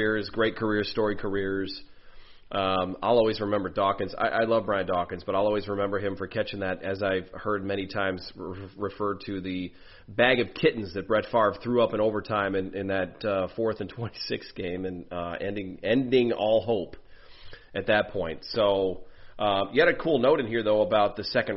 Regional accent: Illinois, United States; I was from the Illinois locale, so most of my family were Bears fans.

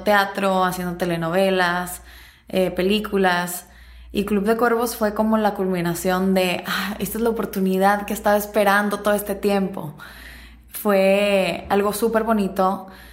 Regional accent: Mexico; moved away as an adult; now in Los Angeles, United States; soy mexicana

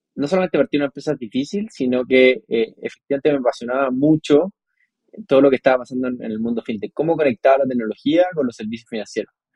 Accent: Chile; Yo nací en Chile

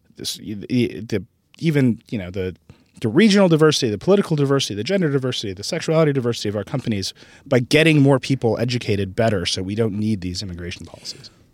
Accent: Wisconsin, United States; I was I was raised in Wisconsin

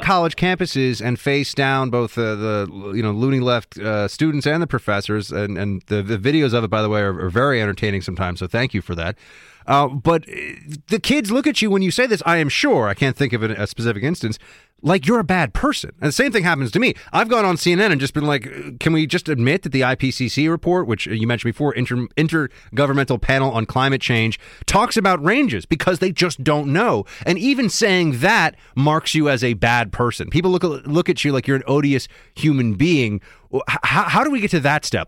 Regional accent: New York City, New York, United States; I'm from New York City originally

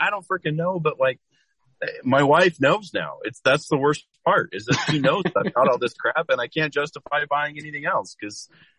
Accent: Lewiston, Idaho, United States; born or raised there

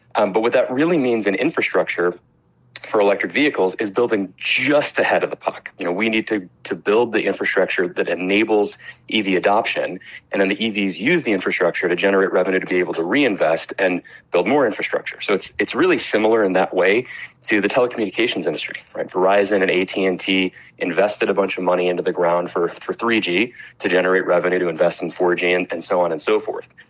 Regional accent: Chicago, Illinois, United States; my hometown of chicago

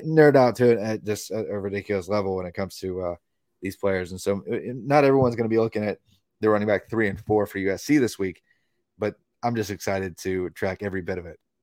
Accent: Tennessee, United States; my home state of Tennessee

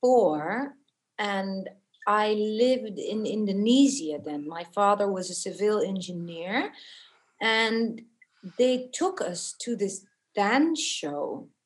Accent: Beckenham, London, United Kingdom; born there; I was born in Beckenham. Yes.

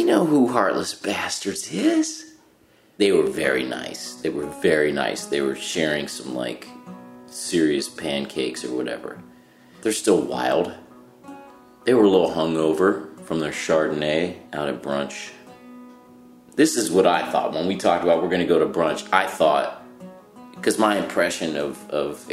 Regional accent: Cincinnati, Ohio, United States; accent: Cincinnati; I'm from Cincinnati

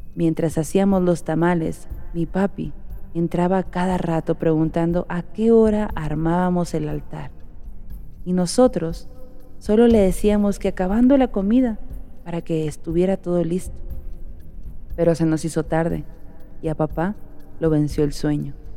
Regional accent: Oaxaca, Mexico; now in Michigan, United States; Como buena oaxaqueña

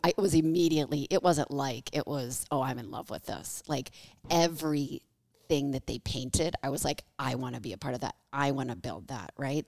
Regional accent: Michigan, United States; moved away as an adult; also born or lived in Los Angeles; now in Kansas City, United States; I am from the Midwest. I'm from Michigan

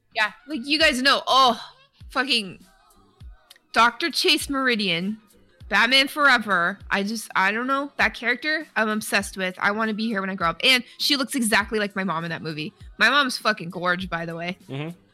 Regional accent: Canada; because I'm Canadian

